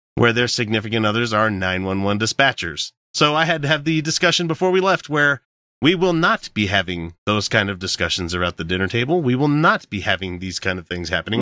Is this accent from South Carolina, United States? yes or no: no; Utah, United States; we're from Utah